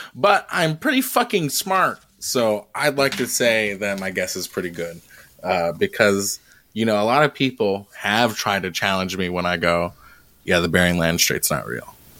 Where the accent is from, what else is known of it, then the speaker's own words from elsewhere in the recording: Colorado, United States; I was born in Colorado